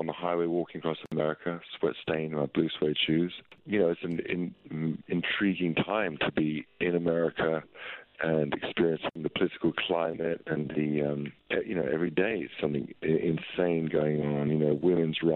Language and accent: English; London, United Kingdom; Growing up in where I grew up in North London